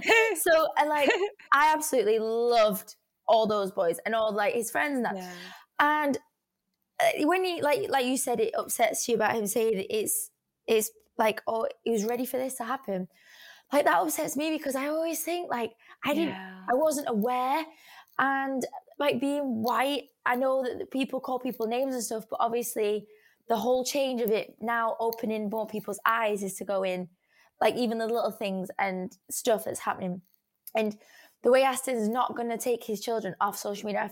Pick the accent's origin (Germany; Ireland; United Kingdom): Germany; I'm from Germany, I've got Irish in me